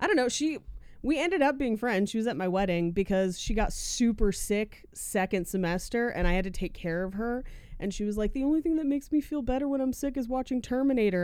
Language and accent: English; Bay Area, California, United States; I am from the Bay Area. Hella is in our blood